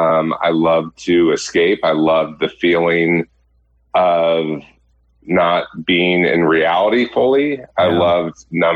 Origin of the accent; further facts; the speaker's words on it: Laguna Hills, California, United States; I grew up in Laguna Hills, California. I was the youngest of three.